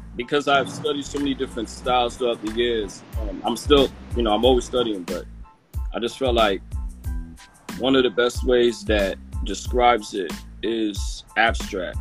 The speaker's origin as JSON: {"language": "English", "town": "New York City", "region": "New York", "country": "United States", "said": "from Brooklyn, uh, Canarsie, Brooklyn."}